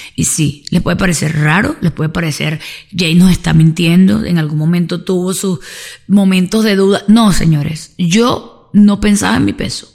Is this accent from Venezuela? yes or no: yes; Venezuela; como sociedad latina y sobre todo venezolana